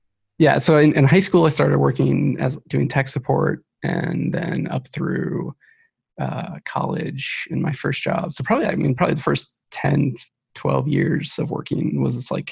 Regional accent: Ohio, United States; moved away as an adult; now in Seattle, United States; I grew up in Ohio, and I moved out here about 8 years ago

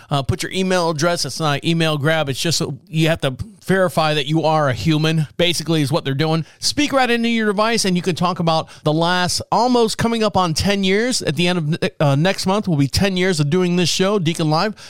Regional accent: Orlando, Florida, United States; I was born and raised in Orlando

